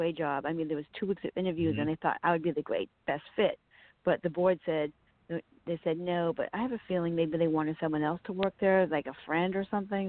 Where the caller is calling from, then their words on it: Virginia, United States; I'm calling from Virginia.